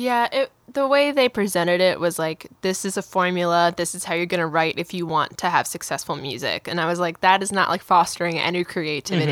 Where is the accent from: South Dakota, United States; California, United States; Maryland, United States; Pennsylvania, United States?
Maryland, United States; Baltimore; now in Nashville, United States; I'm from Baltimore, Maryland